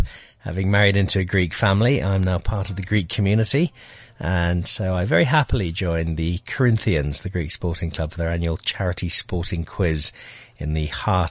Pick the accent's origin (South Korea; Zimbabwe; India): Zimbabwe; also born or lived in Belfast, Northern Ireland; From there to what was then a fairly newly independent Zimbabwe. At the age of four.